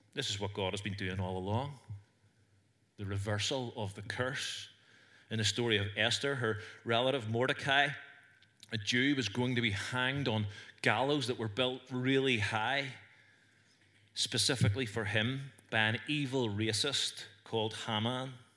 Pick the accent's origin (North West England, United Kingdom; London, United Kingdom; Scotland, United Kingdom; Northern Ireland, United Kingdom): Northern Ireland, United Kingdom; accent: Northern Irish; I had a Northern Irish accent